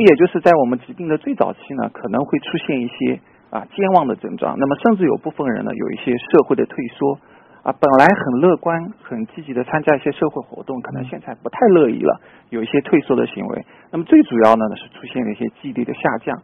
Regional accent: China; 作为我们中国人来说，我们不可能完全 copy 他这种饮食风格

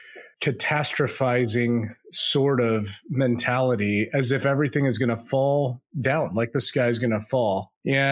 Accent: United States; I'm an American

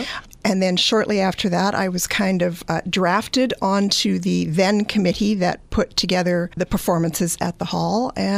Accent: just outside of Edmonton, Alberta, Canada; moved away as an adult; also born or lived in Greater Toronto Area, Ontario; now in Walkerton, Canada; I grew up just outside of Edmonton, Alberta.

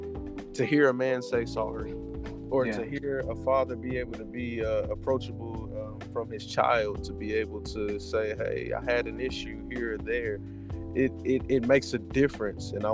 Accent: Texas, United States; also born or lived in Oakland, California; I was raised in Texas. I call myself country boy

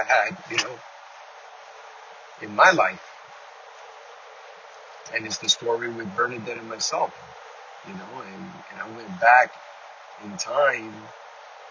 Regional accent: New York City, New York, United States; moved away as an adult; now in Florida, United States; Born and raised in Queens, Flushing, Queens, Ash Ave

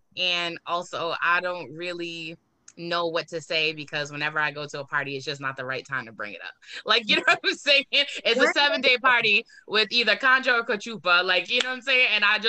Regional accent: Boston, Massachusetts, United States; also born or lived in Four Corners, Boston / Mattapan, Boston / Hyde Park, Boston / Roslindale, Boston; I'm from Roxbury, but I also lived in Four Corners. Like, you know what I'm saying? Like, I've also lived in Mattapan, I've lived in Hyde Park, I've lived in Roslindale.

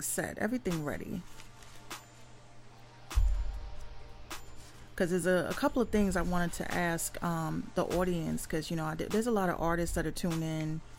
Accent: New York City, New York, United States; I'm from the Bronx

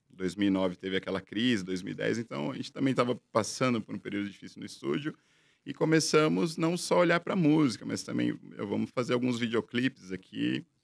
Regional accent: São Paulo, Brazil; Eu sou da região do ABC, então tinha muita demanda.

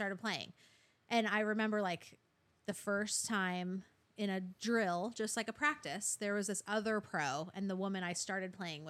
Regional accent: Arizona, United States; moved away as an adult; my family all in Arizona, I grew up in Arizona.

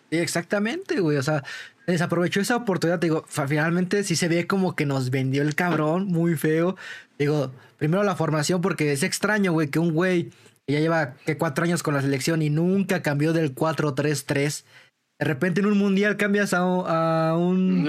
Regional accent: Mexico; hay como mexicanos

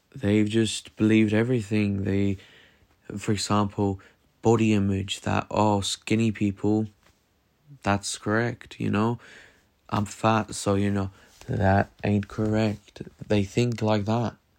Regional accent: Norway; I come from Norway

